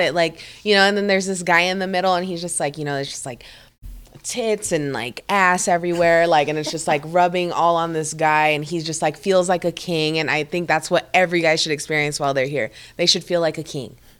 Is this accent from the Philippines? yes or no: yes; Philippines; moved away; I'm from the Philippines